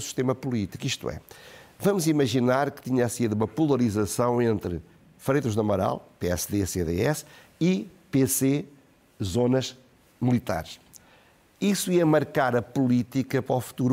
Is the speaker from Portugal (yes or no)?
yes; Portugal; o que me parecia a mim, como português